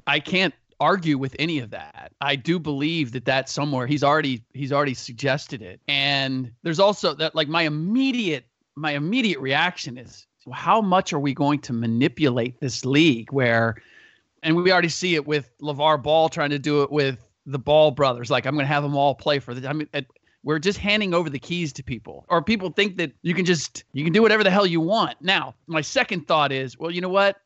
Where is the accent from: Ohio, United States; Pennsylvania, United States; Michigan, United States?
Ohio, United States; moved away; I'm from Ohio originally.